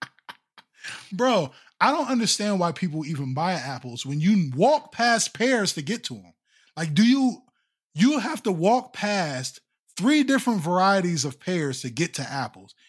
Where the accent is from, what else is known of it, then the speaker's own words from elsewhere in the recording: Ohio, United States; I'm from Ohio